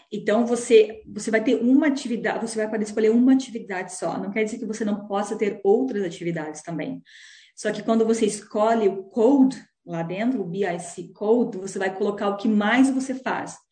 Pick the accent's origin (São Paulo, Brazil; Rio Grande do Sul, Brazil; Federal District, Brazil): Rio Grande do Sul, Brazil; Tenente Portela; moved away as an adult; also born or lived in Balneário Camboriú, Santa Catarina / Joinville, Santa Catarina; now in New Zealand; Eu sou natural do interior do Rio Grande do Sul, uma cidade chamada Tenente Portela e com 22 anos eu mudei para Santa Catarina